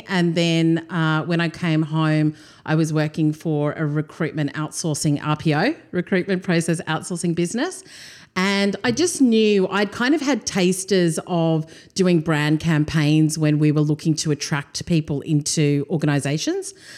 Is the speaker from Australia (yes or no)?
yes; Australia; also born or lived in Durban, South Africa; Came to Australia when I was two